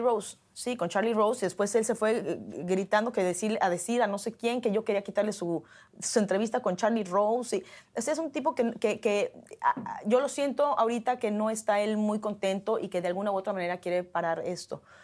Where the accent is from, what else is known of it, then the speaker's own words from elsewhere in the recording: Mexico; now in Hollywood, United States; como mexicana